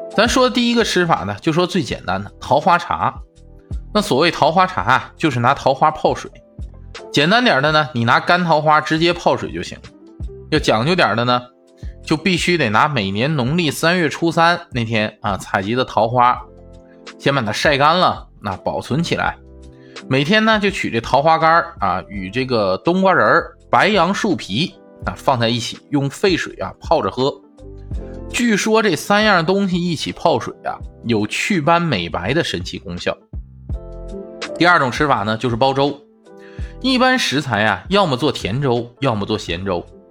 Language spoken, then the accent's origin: Chinese; Northeast China, China; moved away as an adult; also born or lived in Chongqing; 黄桃罐头呢，绝对是俺们东北人的灵丹妙药